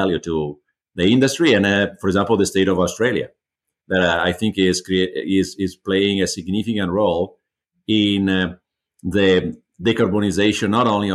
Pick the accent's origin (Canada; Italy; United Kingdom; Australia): Italy; moved away as an adult; also born or lived in Switzerland / Germany / China; now in United States; I'm originally from Italy. I moved internationally.